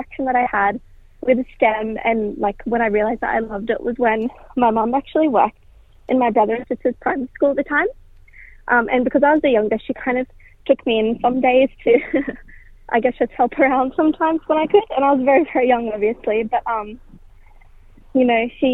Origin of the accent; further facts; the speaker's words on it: Sydney, New South Wales, Australia; now in Northern Beaches, Australia; I grew up in Darragland, but more specifically, my mob is from Wamai, which is Miss Seven Hills